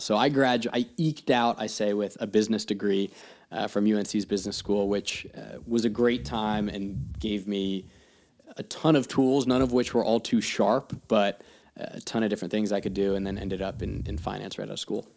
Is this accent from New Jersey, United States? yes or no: yes; New Jersey, United States; moved away as an adult; also born or lived in California / North Carolina / London / New York City; my hometown, my backyard